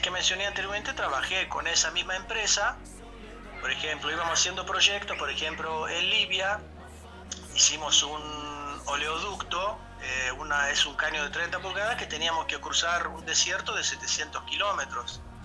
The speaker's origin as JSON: {"language": "Spanish", "country": "Greece", "moved": "as an adult", "lives_now": "Argentina", "said": "yo soy griego"}